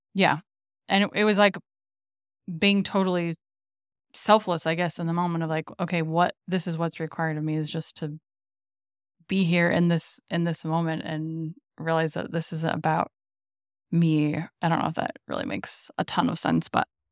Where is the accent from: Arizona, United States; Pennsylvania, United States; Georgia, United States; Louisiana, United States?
Arizona, United States; Gilbert; I'd lived in a suburb of the Phoenix area in Gilbert mm, basically my entire life